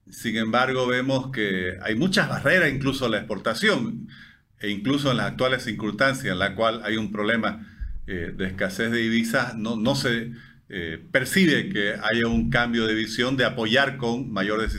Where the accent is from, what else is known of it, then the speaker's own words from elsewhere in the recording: Bolivia; somos bolivianos